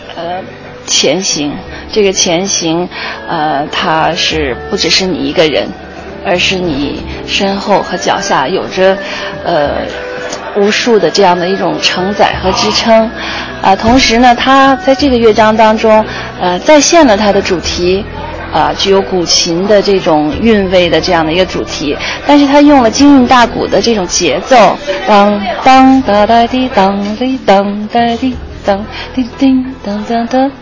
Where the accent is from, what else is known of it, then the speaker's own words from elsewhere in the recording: Tianjin, China; 我的家乡天津